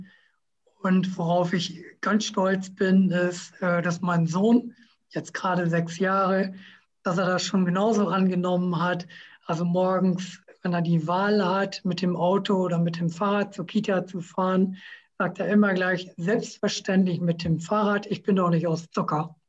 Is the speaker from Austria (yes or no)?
no; Emsland, Lower Saxony, Germany; now in Oldenburg, Germany; ich bin gebürtiger Emsländer